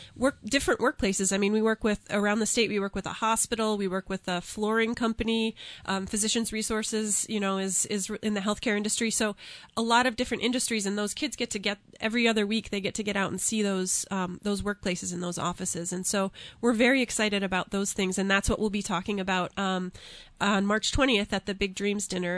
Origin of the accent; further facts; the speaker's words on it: near Casper, Central Wyoming, United States; now in New Hampshire, United States; I grew up out in Wyoming